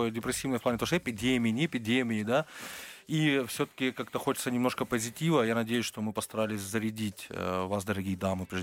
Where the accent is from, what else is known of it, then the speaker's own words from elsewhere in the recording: Almaty, Kazakhstan; Алмате, это наша родина.